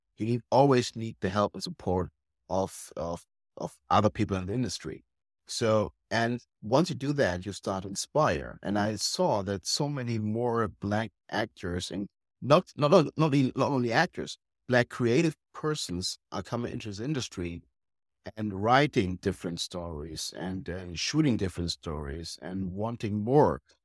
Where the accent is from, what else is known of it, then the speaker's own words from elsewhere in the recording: Germany; we Germans